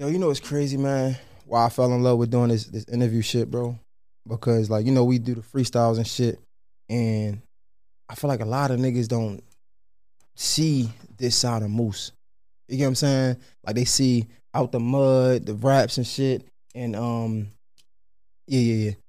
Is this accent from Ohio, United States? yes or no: no; Baltimore, Maryland, United States; I was born in John's Hopkins. I was raised in McCullough Homes.